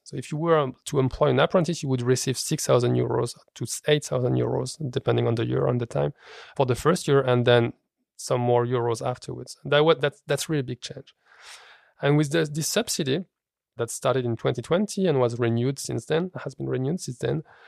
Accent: France; moved away as an adult; now in Copenhagen, Denmark; I grew up in France

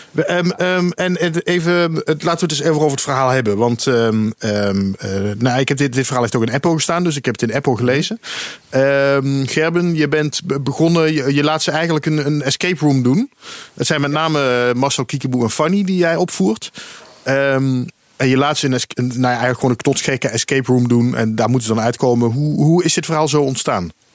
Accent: Dutch Limburg, Netherlands; ik ben zelf ook een Limburger, maar dan van Nederlands Limburg

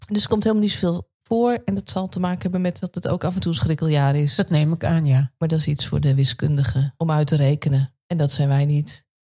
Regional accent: Nijkerk, Gelderland, Netherlands; now in Friesland, Netherlands; als ik hier in Friesland vertel dat ik uit Nijkerk kom, dan zeggen ze, oh, Bijbelbelt

